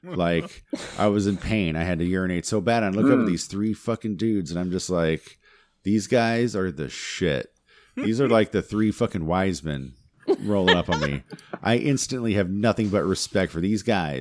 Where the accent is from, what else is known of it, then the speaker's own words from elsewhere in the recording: Hemet, California, United States; Hemet, fucking California